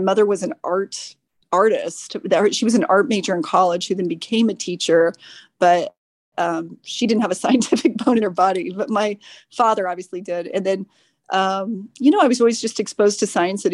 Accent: Decatur, Illinois, United States; now in San Francisco, United States; I grew up in central Illinois, small town called Decatur, Illinois.

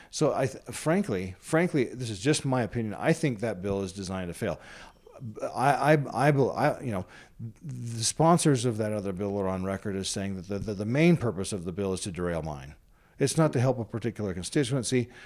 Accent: Colorado, United States; also born or lived in Washington, D.C.; now in Utah, United States; I was raised most of my life in, the, in Colorado

